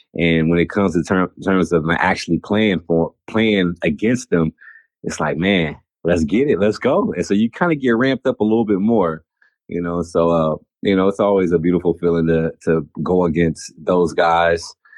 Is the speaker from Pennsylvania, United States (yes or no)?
no; California, United States; growing up in California